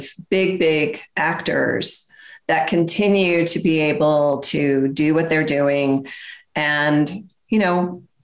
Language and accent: English; the South, United States; I'm from the South and I know the South.